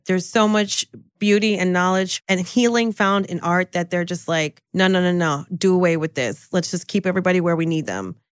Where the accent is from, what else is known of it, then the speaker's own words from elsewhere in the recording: New Jersey, United States; I'm from Jersey